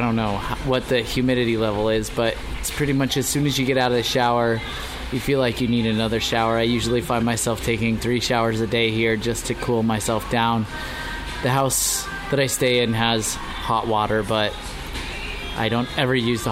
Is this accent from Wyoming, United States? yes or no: yes; Sheridan, Wyoming, United States; also born or lived in Lander, Wyoming; I was born in Lander, Wyoming